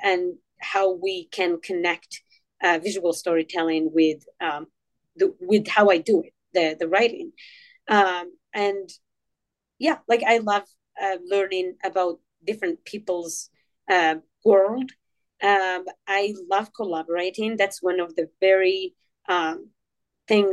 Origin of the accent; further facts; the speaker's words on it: Morocco; now in Kansas City, United States; I grew up in Morocco where oral storytelling was very strong.